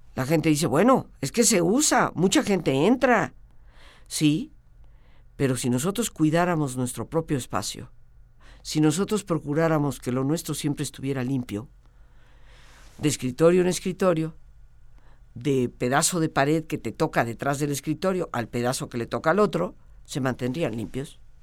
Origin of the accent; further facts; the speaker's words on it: Mexico; como totalmente mexicana